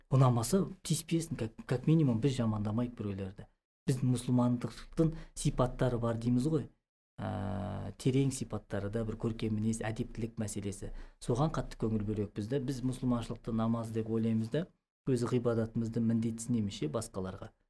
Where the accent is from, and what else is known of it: Kazakhstan